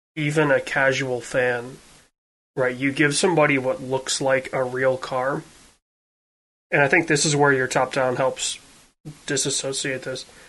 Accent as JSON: {"language": "English", "region": "Western Michigan", "country": "United States", "tie": "born or raised there", "said": "where I grew up in in Western Michigan"}